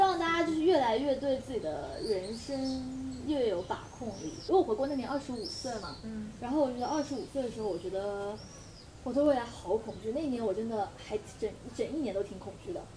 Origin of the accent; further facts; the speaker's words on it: Fujian, China; 因为我在福建读的嘛，然后我的年纪在浙江是正常的上学年龄，但我在福建是比普通孩子都小了一岁到两岁的